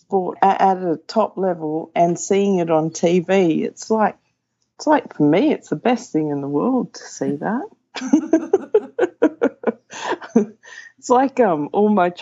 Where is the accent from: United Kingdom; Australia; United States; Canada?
Australia; Sydney, New South Wales; also born or lived in Wagga Wagga; I grew up in Sydney